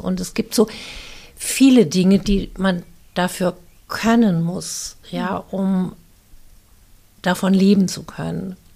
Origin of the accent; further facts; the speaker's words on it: Viernheim, Hesse, Germany; in Firnheim groß geworden bin bei deutschen Pflegeeltern